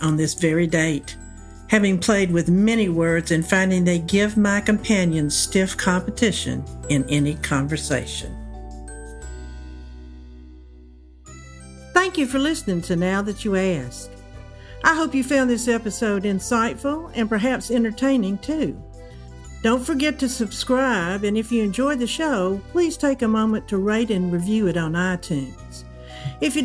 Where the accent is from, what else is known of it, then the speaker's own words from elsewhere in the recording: the South, United States; accent: southern; also born or lived in Iran; given my southern accent